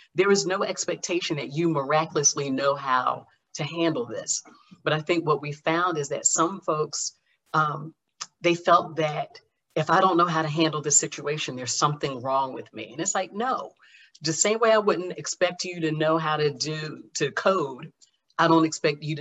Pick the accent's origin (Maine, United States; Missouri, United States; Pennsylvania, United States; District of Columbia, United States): Pennsylvania, United States; Philadelphia; I'm from Philadelphia